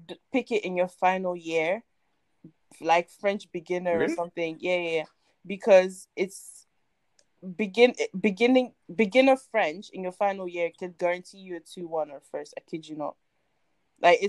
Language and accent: English; Ghana; English is a second language; also born or lived in Ivory Coast; now in United Kingdom; I grew up in Ghana, even though I'm from Ivory Coast, I grew up in Ghana and that's where I learned English and everything.